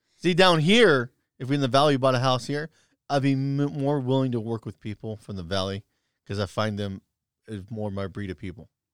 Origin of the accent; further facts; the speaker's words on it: United States; as an American